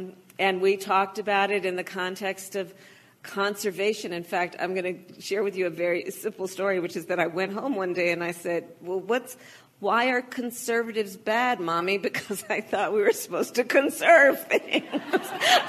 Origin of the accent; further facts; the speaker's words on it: Oakland, California, United States; I was born in Oakland, California, and which is in the heart of the Bay Area in California